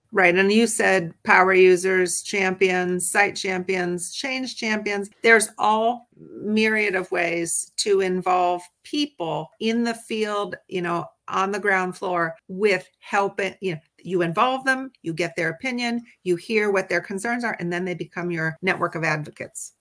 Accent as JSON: {"language": "English", "region": "Midwest", "country": "United States", "tie": "born or raised there", "also_born_or_lived": "Washington, D.C. area / California", "moved": "yes", "said": "I grew up in the Midwest, but my professional life has been mostly on both coasts, both in the DC area as well as out in California"}